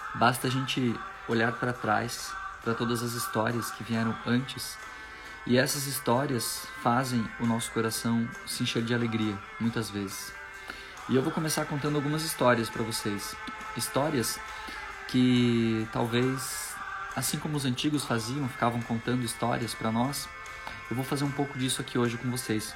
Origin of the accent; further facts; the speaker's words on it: Machadinho, Rio Grande do Sul, Brazil; Eu nasci na cidade de Machadinho, Rio Grande do Sul. Eu sou gaúcho.